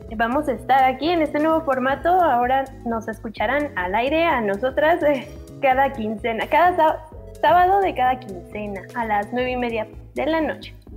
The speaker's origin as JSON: {"language": "Spanish", "country": "Mexico", "said": "soy mexicana"}